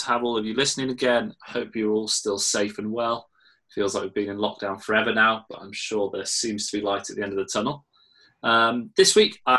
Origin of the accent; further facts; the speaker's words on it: Henley-on-Thames, South East England, United Kingdom; I was actually born in Henley-on-Thames.